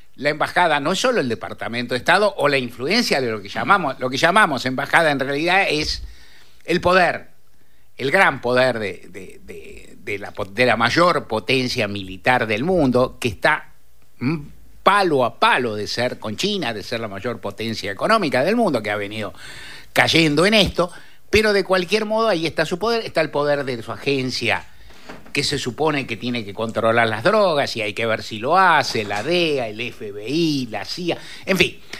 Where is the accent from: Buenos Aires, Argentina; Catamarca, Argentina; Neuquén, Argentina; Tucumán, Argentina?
Buenos Aires, Argentina; also born or lived in Palermo, Buenos Aires; soy un ruso caballito, de que ahora me fui a Palermo